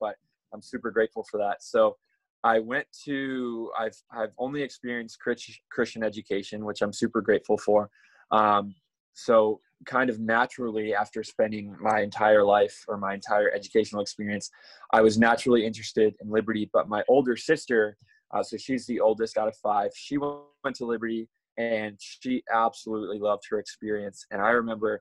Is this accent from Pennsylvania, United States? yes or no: yes; Mechanicsburg, Pennsylvania, United States; We live right outside of Harrisburg, which is the capital, so in Mechanicsburg.